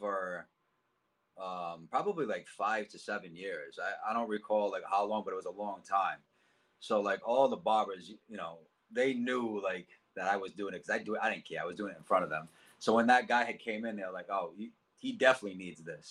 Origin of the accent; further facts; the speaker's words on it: Cranston, Rhode Island, United States; I grew up in Cranston, Rhode Island, Knightsville area, my whole life